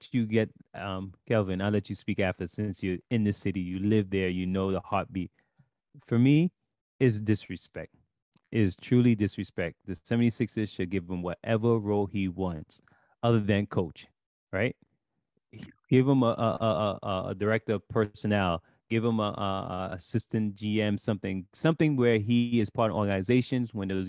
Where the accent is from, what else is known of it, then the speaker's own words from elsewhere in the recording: New York City, New York, United States; I'm from Brooklyn.